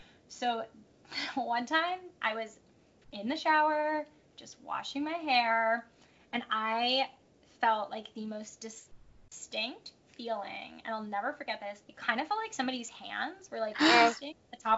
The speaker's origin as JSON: {"language": "English", "region": "New England", "country": "United States", "tie": "born or raised there", "said": "I grew up in New England. I feel like that's, like, kind of New England's vibe, like, spooky."}